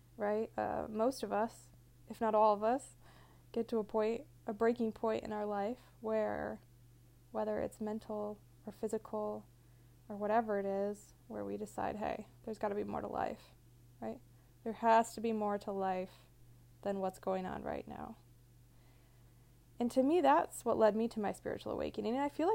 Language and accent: English; Michigan, United States; moved away; also born or lived in California; I grew up in Michigan